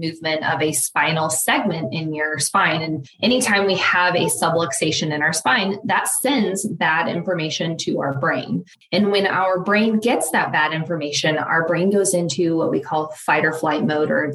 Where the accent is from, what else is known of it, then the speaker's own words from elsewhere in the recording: Lawrence, United States; growing up in Lawrence, I had started to build a network of people